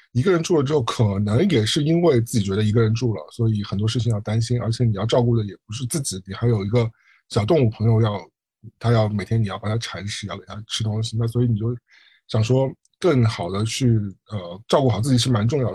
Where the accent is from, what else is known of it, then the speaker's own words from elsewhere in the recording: Shanghai, China; 我记得小时候我看到是就是上海的，我我不知道东北什么习惯